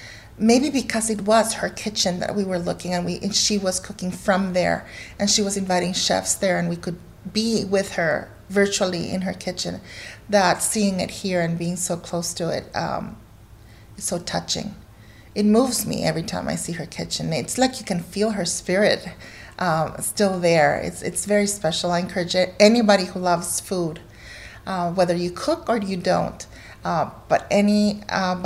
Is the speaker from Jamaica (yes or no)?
no; Guatemala; also born or lived in United States; now in North Carolina, United States; I was born here, I grew up in Guatemala